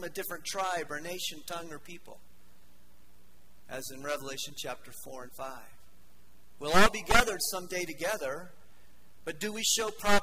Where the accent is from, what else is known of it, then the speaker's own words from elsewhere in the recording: Denver, Colorado, United States; I grew up in Denver